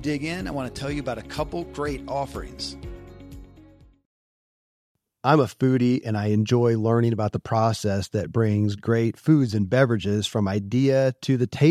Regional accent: Kentucky, United States; I grew up in Kentucky, where horse racing and bourbon are famous

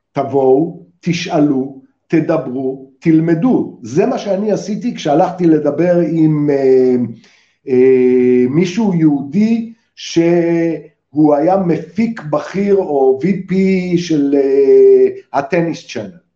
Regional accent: Israel; אני ישראלי

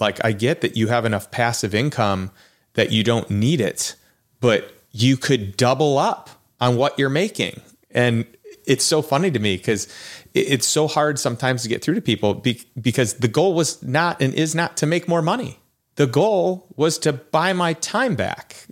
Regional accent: Chicago, Illinois, United States; moved away; I'm from Chicago

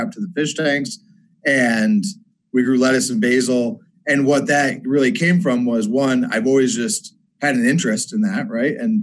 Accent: Binghamton, New York, United States; I'm originally from upstate. Up here, like Utica, Syracuse, that area. Yeah. I grew up in Binghamton

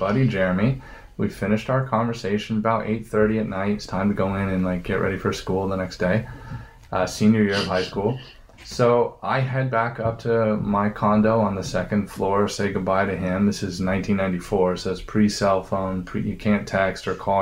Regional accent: San Bernardino, California, United States; I was born in San Bernardino, right across the second house that we lived in.

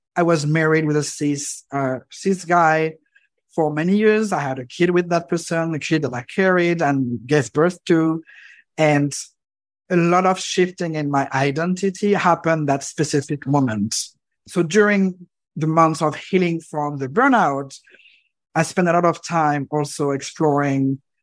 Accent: Normandy, France; I grew up in France, specifically in Normandy

